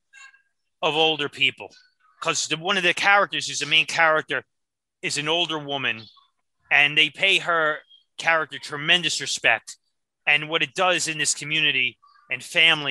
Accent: New York City, New York, United States; I grew up in Brooklyn, New York.

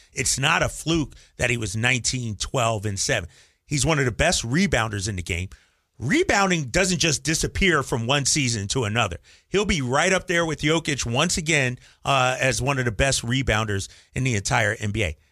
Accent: Philadelphia, Pennsylvania, United States; moved away; also born or lived in Boston; as a young kid growing up in Philadelphia

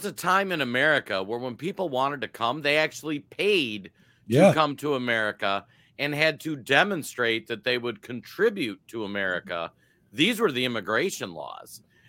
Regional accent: Minnesota, United States; I'm from Minnesota.

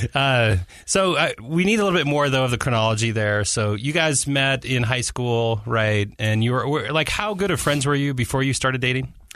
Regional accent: Alaska, United States; I grew up in Alaska

